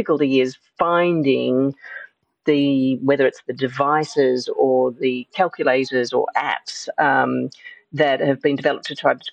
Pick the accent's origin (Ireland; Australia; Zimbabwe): Australia; moved away as an adult; now in London, United Kingdom; you might be able to hear that I am originally from Australia, and even though I've been living in London for more than 20 years, this is still a readily observable fact